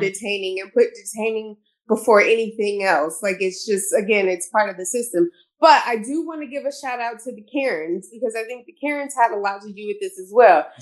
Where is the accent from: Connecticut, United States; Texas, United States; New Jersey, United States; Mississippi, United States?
Texas, United States; Houston; moved away; I'm from Houston